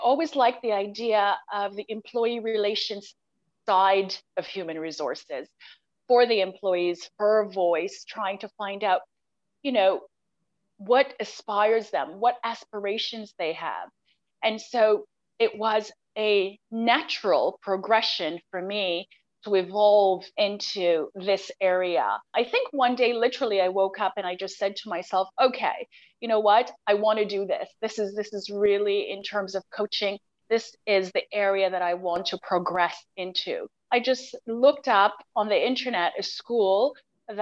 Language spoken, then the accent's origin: English; Montreal, Quebec, Canada; also born or lived in Ottawa, Canada / Toronto, Canada / London, England / Berlin, Germany; now in Dubai, United Arab Emirates; I'm a Canadian and I grew up in Montreal, Canada